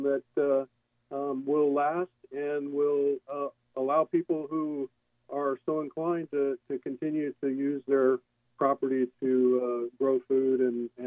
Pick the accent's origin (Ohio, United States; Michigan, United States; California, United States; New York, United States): California, United States; Encinitas; also born or lived in Anchorage, Alaska; growing up in Encinitas